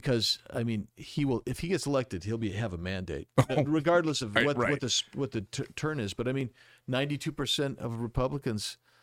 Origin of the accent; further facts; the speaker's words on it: Arizona, United States; If as native guys, we understand Arizona's always been kind of an independent